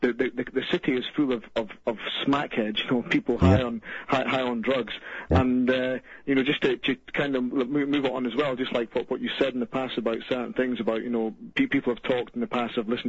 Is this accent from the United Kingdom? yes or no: yes; Scotland, United Kingdom